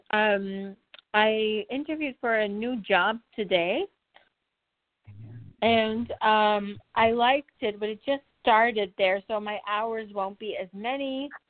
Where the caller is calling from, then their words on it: New Jersey, United States; I'm calling from New Jersey